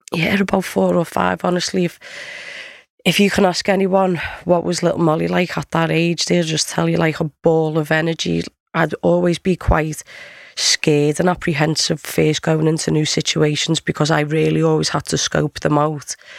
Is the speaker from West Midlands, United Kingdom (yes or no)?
no; Liverpool, North West England, United Kingdom; also born or lived in Bournemouth; I grew up in Liverpool. I spent a lot of time in Bournemouth as well, down south.